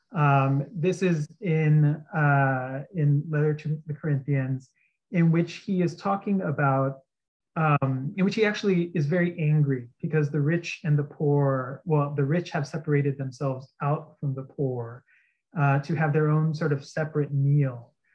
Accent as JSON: {"language": "English", "area": "outside of San Antonio", "region": "Texas", "country": "United States", "tie": "born or raised there", "moved": "yes", "lives_now": "New York City, United States", "said": "I grew up in Texas, uh, outside of San Antonio"}